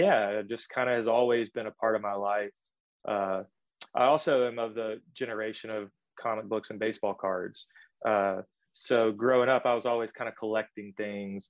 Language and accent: English; Greenwood, Mississippi, United States; also born or lived in Oxford, Mississippi; I'm from Greenwood, Mississippi, the Delta. I grew up there, and I've been in Mississippi my whole life.